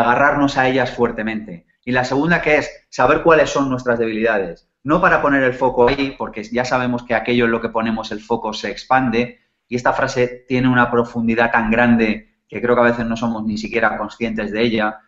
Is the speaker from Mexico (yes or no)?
no; Spain; nacimos en España en los 70 y en los 80